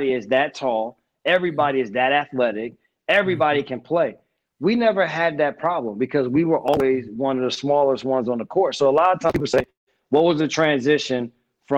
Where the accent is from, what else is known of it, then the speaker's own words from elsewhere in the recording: Essex County, New Jersey, United States; moved away as an adult; I grew up in Essex County